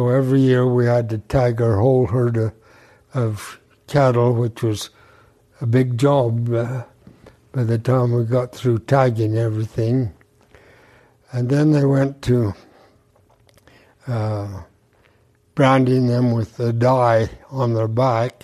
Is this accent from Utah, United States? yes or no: yes; Teasdale, Utah, United States; I was born here in Teasdale in 1928. And I've lived here other than my service in the Air Force.